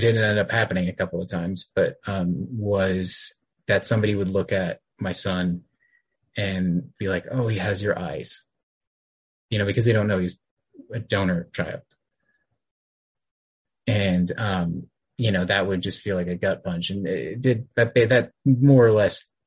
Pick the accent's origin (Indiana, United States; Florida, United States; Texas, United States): Texas, United States; I grew up in Texas, and I was raised here